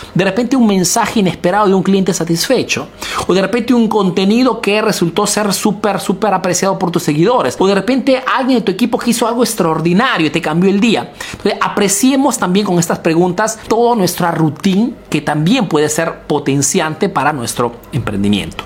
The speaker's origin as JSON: {"language": "Spanish", "country": "Peru", "moved": "yes", "lives_now": "Italy"}